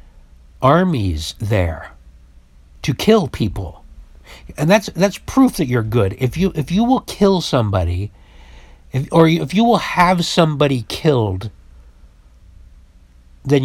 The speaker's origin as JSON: {"language": "English", "region": "Utah", "country": "United States", "tie": "born or raised there", "moved": "yes", "lives_now": "San Francisco, United States", "said": "I was raised in Utah"}